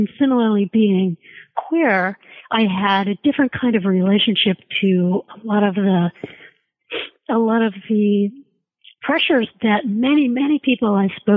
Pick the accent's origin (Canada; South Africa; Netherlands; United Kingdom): Canada; I'm Canadian